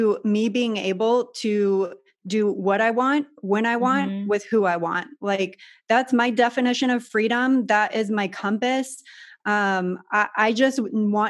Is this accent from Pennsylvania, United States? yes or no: no; San Diego, California, United States; I grew up in San Diego in Southern California